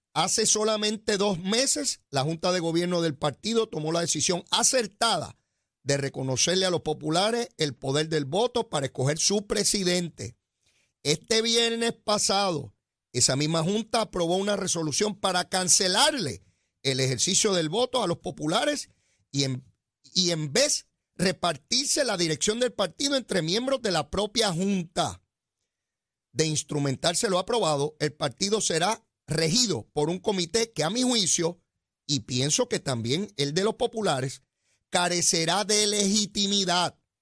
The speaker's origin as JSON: {"language": "Spanish", "country": "Puerto Rico", "said": "somos boricuas"}